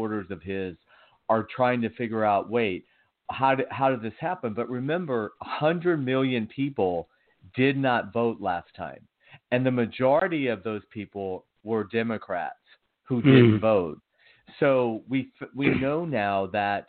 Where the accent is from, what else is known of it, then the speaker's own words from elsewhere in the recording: Georgia, United States; my home state of Georgia